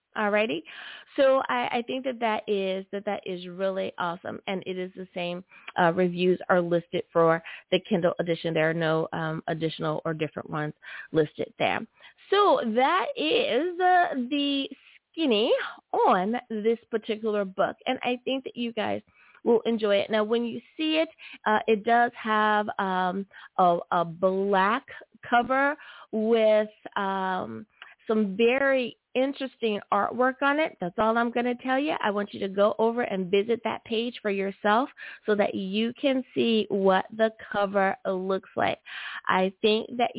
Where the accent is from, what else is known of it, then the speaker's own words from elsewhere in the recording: United States; my home country, good old US